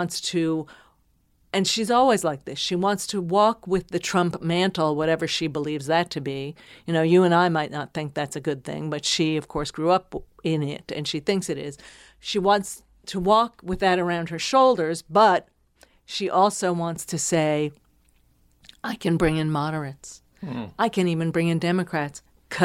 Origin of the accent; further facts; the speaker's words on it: New Jersey, United States; I was from New Jersey. And in my little town, my mother disapproved.